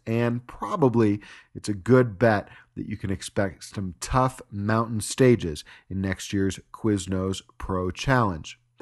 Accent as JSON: {"language": "English", "region": "Utah", "country": "United States", "said": "here in my home state"}